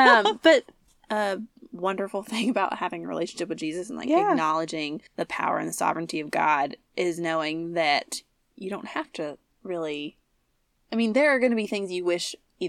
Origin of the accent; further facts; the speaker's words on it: the South, United States; accent: Southern; We're from the South